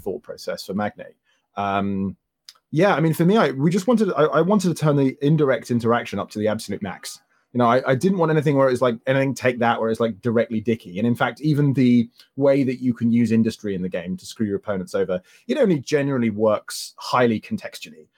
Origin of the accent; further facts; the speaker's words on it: Croydon, London, United Kingdom; my hometown in Croydon